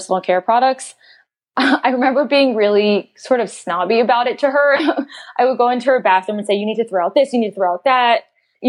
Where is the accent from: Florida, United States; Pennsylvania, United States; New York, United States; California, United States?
Pennsylvania, United States; Philadelphia; I grew up in Philadelphia